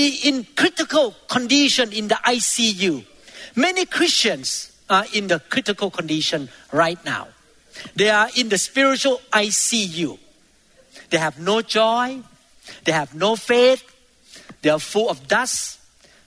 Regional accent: Thailand; moved away; I used to be in Thailand. I grew up in Thailand

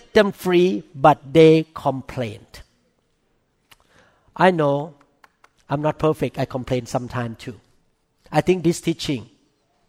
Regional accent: Thailand; English is a second language; now in United States; I came from Thailand

